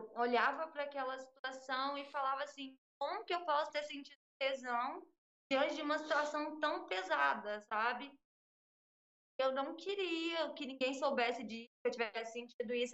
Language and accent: Portuguese; interior of Minas Gerais, Brazil; moved away; Eu sou do interior de Minas Gerais